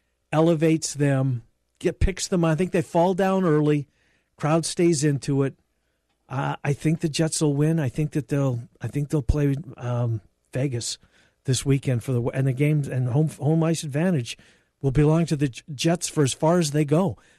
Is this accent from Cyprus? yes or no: no; Winnipeg, Manitoba, Canada; moved away; I think it's the biggest event in my hometown's existence.